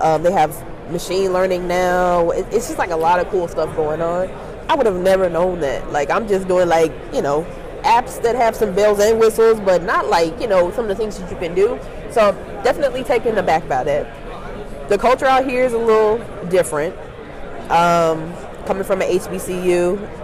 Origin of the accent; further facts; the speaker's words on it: St. Louis, Missouri, United States; moved away as an adult; now in Chicago, United States; from St. Louis, Missouri, though I go to school in Chicago, Illinois